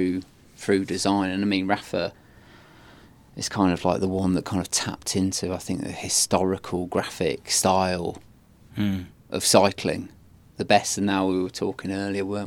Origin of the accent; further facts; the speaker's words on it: the Midlands, England, United Kingdom; We're both from the Midlands.